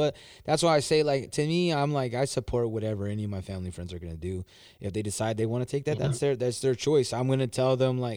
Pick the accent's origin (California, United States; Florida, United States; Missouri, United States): California, United States; I'm from Cali, man. I'm a Cali dude